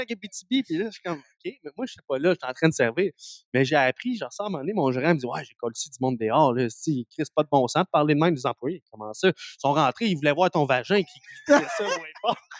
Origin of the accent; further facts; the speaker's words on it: Abitibi, Quebec, Canada; now in Montreal, Canada; je viens d'Abitibi